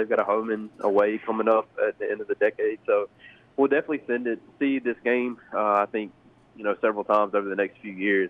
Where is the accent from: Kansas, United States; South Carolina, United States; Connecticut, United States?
South Carolina, United States; as a kid growing up in South Carolina